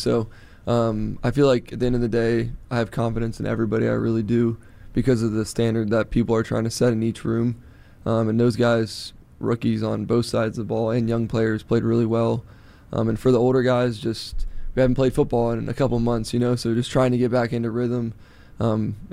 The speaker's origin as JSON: {"language": "English", "region": "Florida", "country": "United States", "tie": "born or raised there", "moved": "yes", "said": "growing up in Florida and having those, like, you know, afternoon showers"}